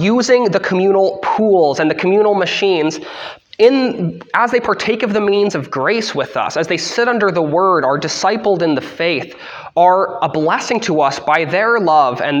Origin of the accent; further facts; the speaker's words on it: Canada; I'm under the Queen's rule as a Canadian